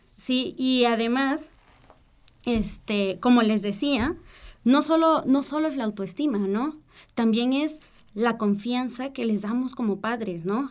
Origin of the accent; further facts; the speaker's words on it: Mexico; nosotros como mexicanos